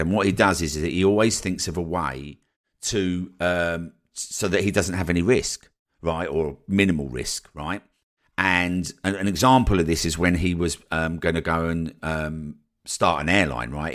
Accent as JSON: {"language": "English", "town": "Colchester", "region": "East of England", "country": "United Kingdom", "also_born_or_lived": "Newquay / Brighton", "moved": "as an adult", "said": "when I moved down to Newquay from Colchester, which was the first place that I moved away from home"}